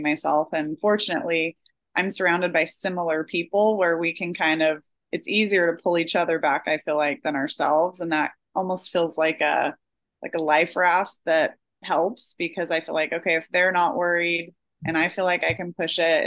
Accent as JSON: {"language": "English", "region": "Oregon", "country": "United States", "tie": "born or raised there", "said": "I'm from Oregon in the US, and that's like a running mecca. And so I grew up running the Hood to Coast every year in high school"}